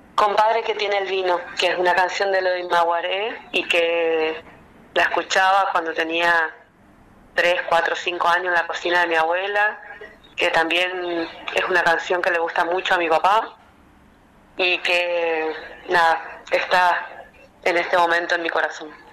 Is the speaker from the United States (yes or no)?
no; Chaco, Argentina; also born or lived in Corrientes, Argentina; Nací en la provincia de Corrientes, eh, en la capital de Corrientes, pero el Chaco me adoptó cuando tenía seis años y bueno, soy chaqueña